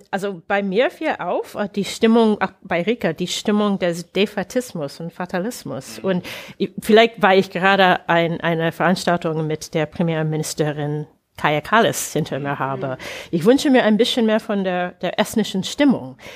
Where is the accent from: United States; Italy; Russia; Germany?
United States; German is a second language; Also das ist mir als Amerikanerin, als ausländische Gäste aufgefallen.